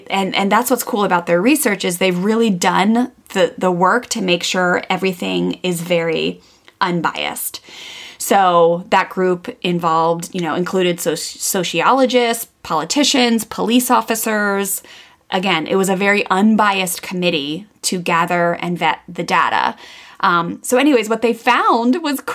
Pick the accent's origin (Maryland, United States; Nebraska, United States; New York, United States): Maryland, United States; I grew up in Maryland, … and I both did, on the East Coast of the United States, very close to Washington, DC